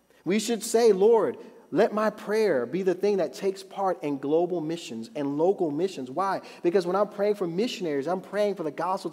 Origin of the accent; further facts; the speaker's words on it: United States; I'm an American Christian